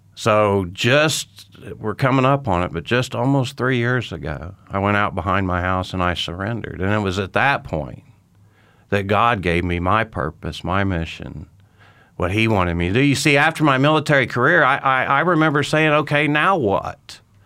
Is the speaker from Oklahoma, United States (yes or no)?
yes; Tulsa, Oklahoma, United States; moved away as an adult; I grew up in Tulsa, Oklahoma